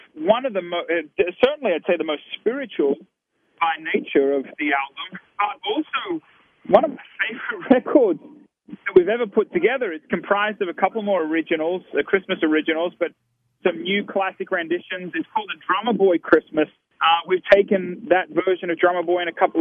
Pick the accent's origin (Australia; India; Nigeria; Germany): Australia; now in United States; as an Australian-American